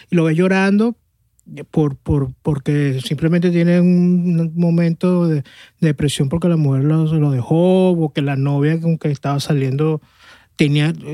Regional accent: Caracas, Capital District, Venezuela

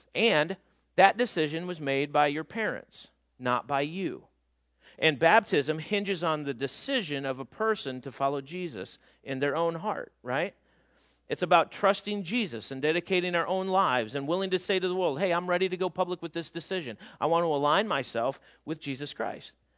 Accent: outside of Chicago, Illinois, United States; moved away as an adult; we grew up outside of Chicago, not in Chicago

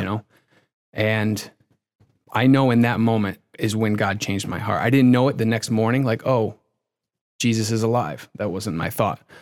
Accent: Connecticut, United States; moved away as an adult; also born or lived in Boston, Massachusetts; now in Massachusetts, United States; I grew up in Connecticut

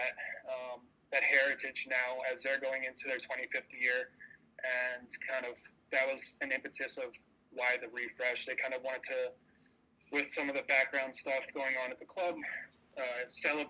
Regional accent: Lancaster, Pennsylvania, United States; Growing up in Lancaster, I was only about 45 minutes from Reading ever since I was a little boy

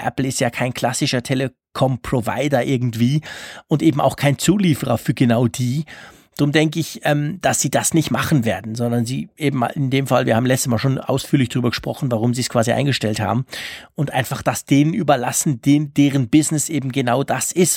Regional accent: Switzerland; als Schweizer

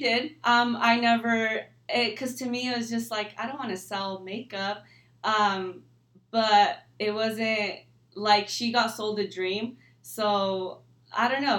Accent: California, United States; I was born and raised here in California

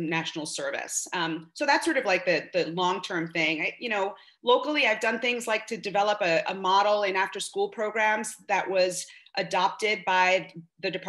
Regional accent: New York City, New York, United States; I was born and raised in Bed-Stuy, Brooklyn, to working class family.

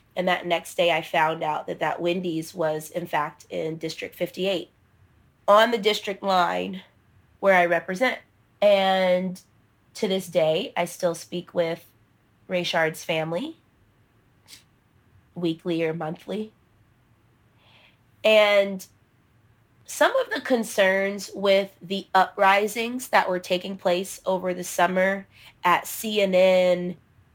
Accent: Georgia, United States; My hometown is the place where Dr. King's failed movement happened

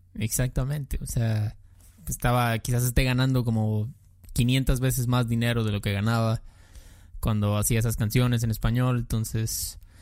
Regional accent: Mexico; also born or lived in southeast Mexico

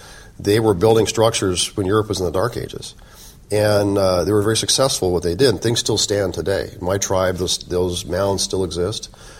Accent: Colorado, United States; also born or lived in Oklahoma; I was born in Oklahoma, but I moved away early on. My heritage and my Chickasaw heritage comes from my mother's side of the family. My great-grandmother's full-blood Chickasaw. I've always been very proud of my heritage, but I grew up outside of the tribe. I lived in Colorado.

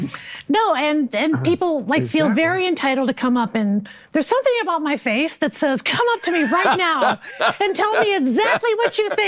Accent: Chicago, Illinois, United States; I'm a Chicagoan.

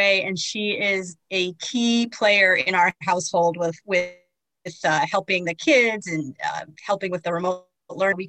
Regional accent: New York City, New York, United States; now in Naperville, United States; Well, I've been here for, 35 years. Prior to that, I grew up in New York City.

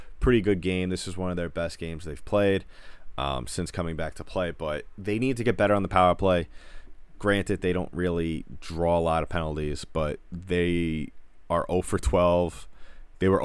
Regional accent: New York, United States; I'm from New York

